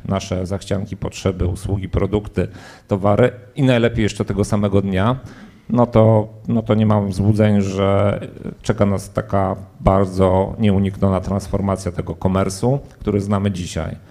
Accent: Poland; Ja się urodziłem w P R L-u, żyłem w czasach minionych

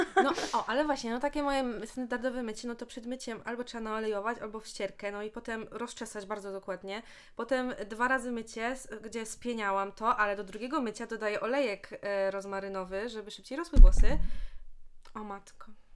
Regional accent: Bełchatów, Łódź Voivodeship, Poland; ja w sumie mieszkam w Bełchatowie, jestem z Bełchatowa

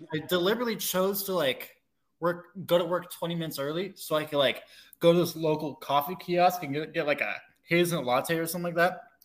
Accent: Alaska, United States; I'm originally from Alaska

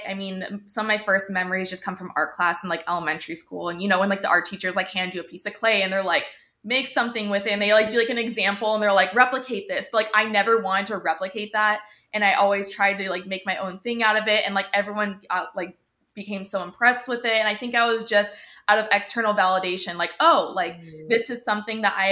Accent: Laguna Beach, California, United States; also born or lived in Barrington, Illinois / Chicago, Illinois; when I was 10 years old, we decided to move across the country to California, to be closer to family. My mom also had a job opportunity out here. So we said, why not? We're taking the car, packed everything up and just took off, where we landed in Laguna Beach. So been here ever since

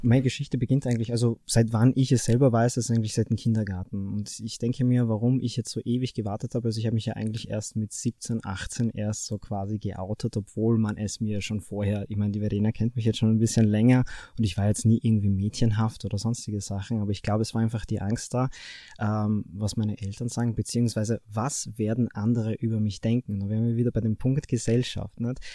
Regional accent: Fürstenfeld, Styria, Austria; ich bin 25, komme aus Fürstenfeld

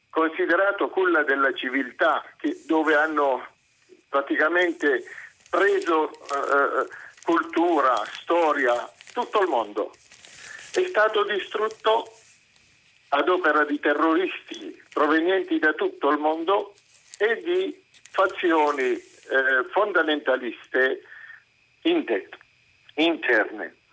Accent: Syria; now in Italy; io ho vissuto da ragazzo in Siria

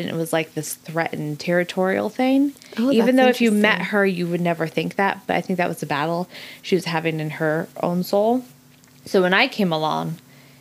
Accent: Arizona, United States; growing up in Arizona

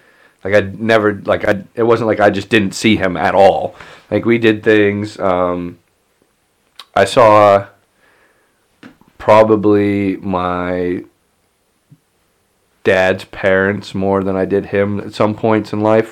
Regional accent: Franklin, Pennsylvania, United States; I'm originally from here. I was born in Franklin

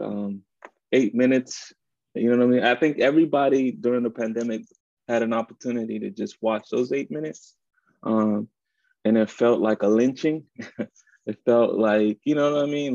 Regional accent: Washington, District of Columbia, United States; also born or lived in Dominican Republic; born in the Dominican Republic and raised in Washington, DC, Columbia Heights.

